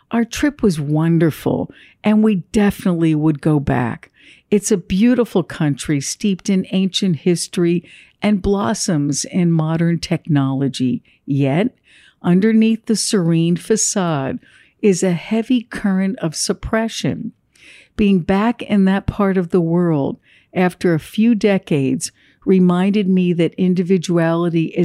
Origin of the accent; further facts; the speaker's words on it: Ho Chi Minh City, Vietnam; born there; moved away; I was born in Saigon during the Vietnam War and in 1975 lived through the total collapse of the city. In 1978, my family, with just the clothes on our backs, boarded a boat in the middle of the night to seek freedom from communist Vietnam.